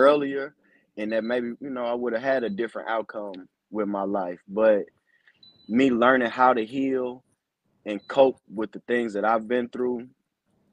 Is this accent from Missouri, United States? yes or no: yes; Ferguson, Missouri, United States; I grew up in St. Louis. I, you know, was raised in Ferguson